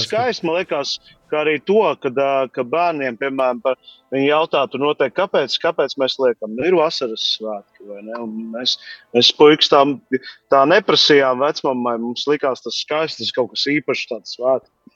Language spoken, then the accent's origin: Latvian; Latvia; mēs taču Latvijā vasaras svētkos bērns. Es atceros bērnībā manā bērnībā